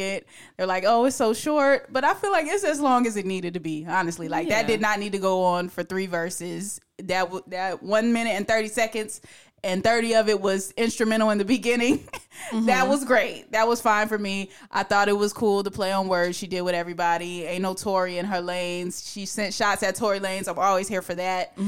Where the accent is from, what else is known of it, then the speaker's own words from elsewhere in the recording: Newark, New Jersey, United States; I'm from Newark, New Jersey